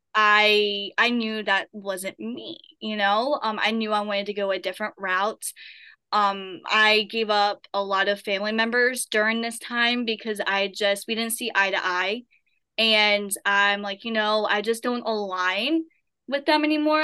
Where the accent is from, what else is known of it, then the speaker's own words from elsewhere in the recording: Appalachian Mountains, Southern Appalachia, United States; I have been born and raised in Appalachia Mountains